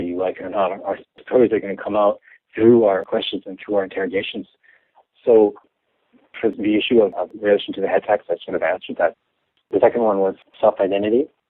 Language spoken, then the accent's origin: English; Vancouver, British Columbia, Canada; first language English; moved away as an adult; also born or lived in Burnaby; now in Montreal, Canada; I'm born and raised in Vancouver